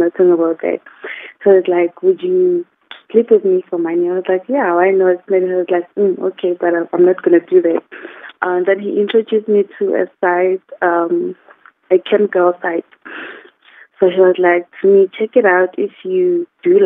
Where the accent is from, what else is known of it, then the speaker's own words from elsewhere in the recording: Mpumalanga, South Africa; home, I'm from Mpumalanga